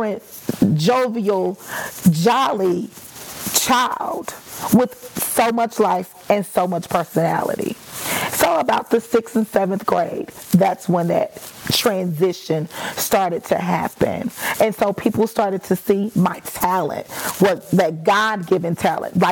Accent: Dallas, Texas, United States; moved away; I could actually go back to Dallas and find certain teachers

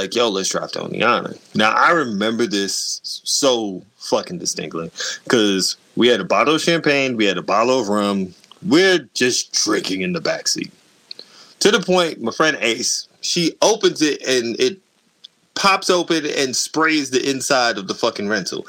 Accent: New York City, New York, United States; I'm black and I'm from Brooklyn.

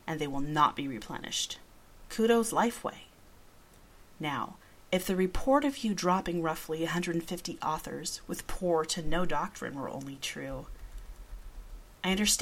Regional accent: United States; first language Spanish; English is a second language; I speak English. I'm American.

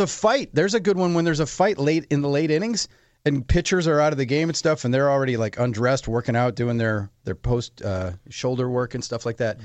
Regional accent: Menomonee Falls, Wisconsin, United States; I worked for the Parks Department in Menominee Falls, Wisconsin, my hometown

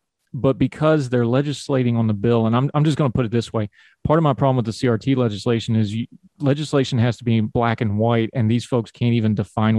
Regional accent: West Virginia, United States; I grew up in West Virginia and I came through West Virginian schools

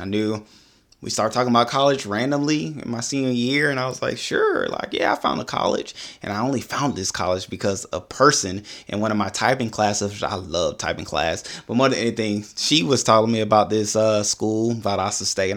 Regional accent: Augusta, Georgia, United States; I was born in Augusta, Georgia

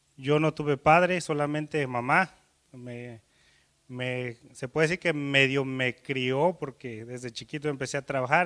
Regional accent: Miahuatlán, Oaxaca, Mexico; moved away; yo por ejemplo soy de ahí, de un pueblito, ahí eh, se llama Miahuatlán

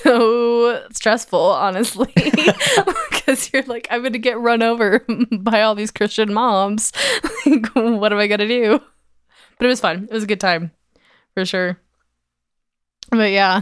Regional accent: Georgia, United States; now in Utah, United States; I grew up in Georgia

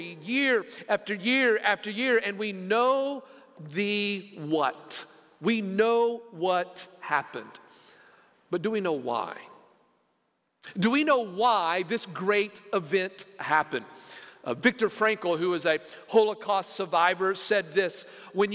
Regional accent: Lamesa, Texas, United States; moved away; growing up in West Texas in a town called La Mesa

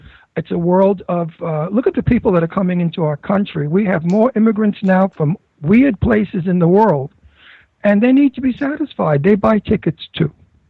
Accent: New York City, New York, United States; accent: Brooklyn; I was born in the Brooklyn Projects, the Red Hook Projects in Brooklyn, and it was black and white. And my best friend Sammy was a black kid from when I grew up.

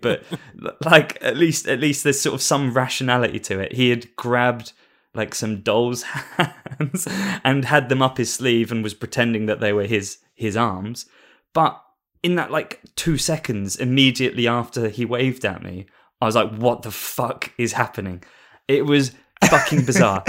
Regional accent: England, United Kingdom; moved away; being an Englishman that lives in another country

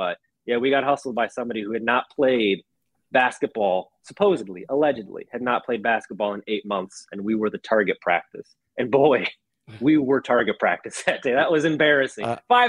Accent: Minnesota, United States; now in Chicago, United States; I'm from Minnesota.

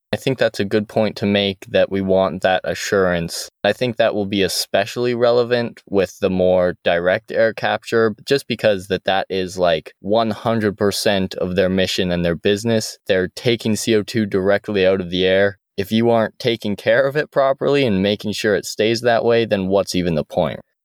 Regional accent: Airdrie, Alberta, Canada; my hometown of Airdrie

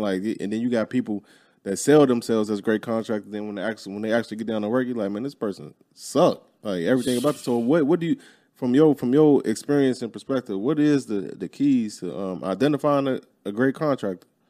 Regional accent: Chicago, Illinois, United States; moved away; I'm from Chicago. All my people from Chicago

